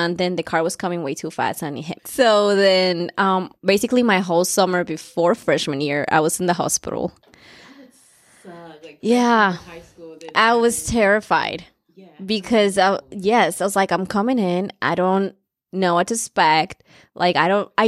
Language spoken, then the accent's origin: English; Oakland, California, United States; also born or lived in Colombia; I was born in Colombia and raised in Oakland